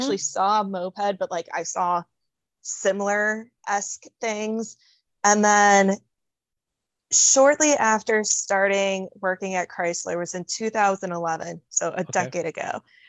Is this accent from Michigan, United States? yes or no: yes; Algonac, Michigan, United States; It's Elginac, Michigan.